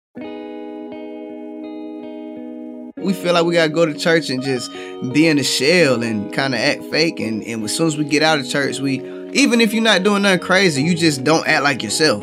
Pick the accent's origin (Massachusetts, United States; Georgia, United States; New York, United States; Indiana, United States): Georgia, United States; Atlanta; I am from Atlanta, Georgia, the east side of Atlanta